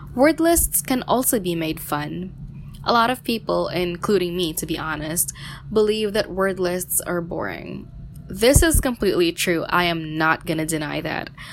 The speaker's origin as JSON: {"language": "English", "country": "Philippines", "said": "from the Philippines"}